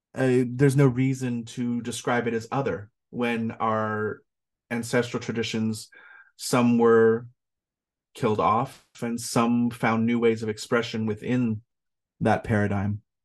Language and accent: English; California, United States; I am Californian by birth.